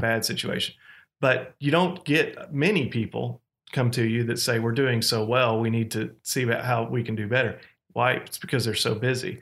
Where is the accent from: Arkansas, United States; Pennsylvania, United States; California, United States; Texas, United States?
Arkansas, United States; Fayetteville; moved away as an adult; also born or lived in Oklahoma; Fayetteville, Arkansas, which was my hometown